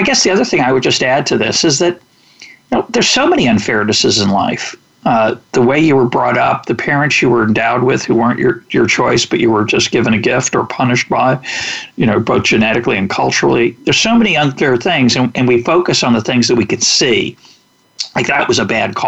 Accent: United States; I was born in the United States. I got an enormous advantage in 1954 that I was born in the United States

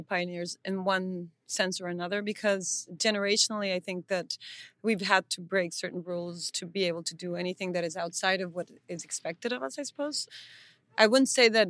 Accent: Tijuana, Baja California, Mexico; we're from Tijuana

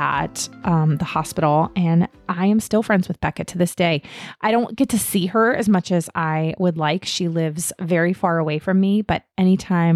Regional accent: Herndon, Virginia, United States; moved away as an adult; also born or lived in Fairfax, Virginia; I grew up in Herndon, Virginia. I was born and raised there, lived in the exact same house my entire life until I went to college

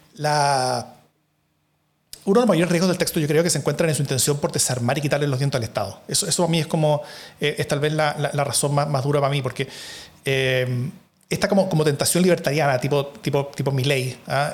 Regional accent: Chile; Chile, en cambio, Acá tenemos demasiado poco Estado

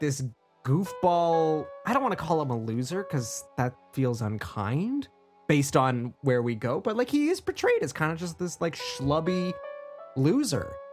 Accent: Canada; being Canadian

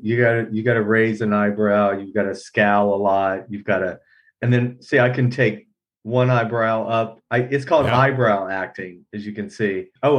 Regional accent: Georgia, United States; moved away; I'm born and raised in Georgia.

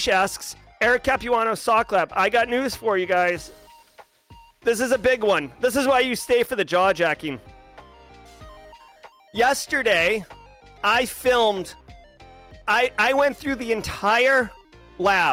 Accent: New England, United States; moved away; I come from New England, and it's very common to have, especially like Massachusetts, there's a strong Irish presence. So public houses, they don't have those where I live now

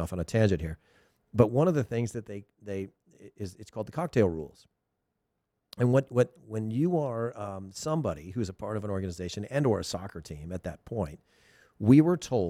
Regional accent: Thousand Oaks, California, United States; I'm from Westlake Village and Thousand Oaks

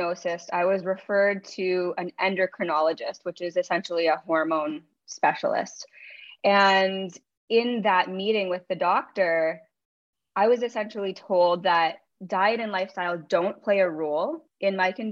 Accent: Ontario, Canada; I grew up in Ontario, Canada

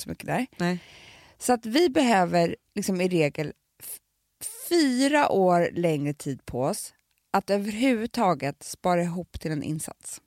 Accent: Stockholm, Stockholm County, Sweden; både jag och Alex är ju från alltså vi är ju Reimers båda två.

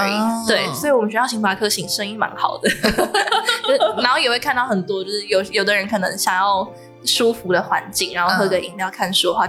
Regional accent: Nantou County, Taiwan; moved away as an adult; now in Taoyuan, Taiwan; 因为我本身不是桃园人，我是南投人

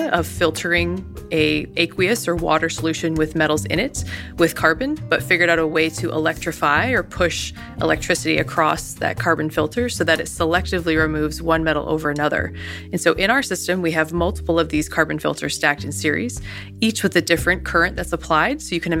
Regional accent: New York, United States; I think growing up in the Adirondacks, essentially, we were right above, right, the Adirondacks, and hiking every day.

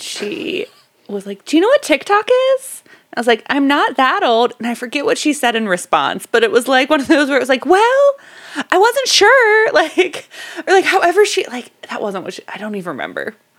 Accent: Dunedin, Florida, United States; I was born in Dunedin.

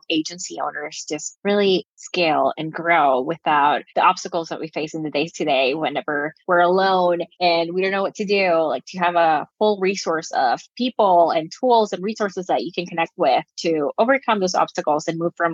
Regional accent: Nicaragua; I'm from Nicaragua

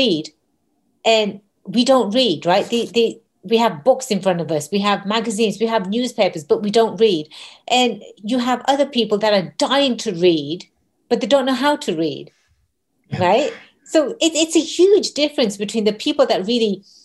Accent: England, United Kingdom; also born or lived in San Diego, United States; now in United States; being born and raised in England

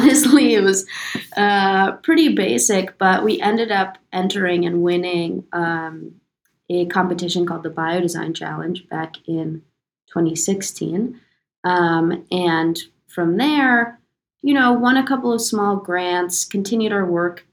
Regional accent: New York, United States; also born or lived in London; we're originally from New York, Alex, Aaron, and myself

